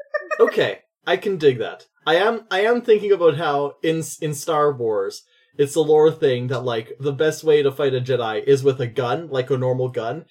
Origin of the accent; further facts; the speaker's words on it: Iowa, United States; No, I work from in space. I'm from Iowa.